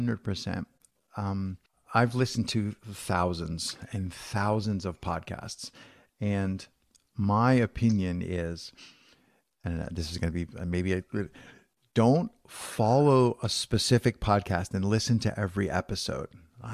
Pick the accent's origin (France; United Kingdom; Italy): Italy; Southern Italy; But I'm actually Italian. I'm from Southern Italy originally.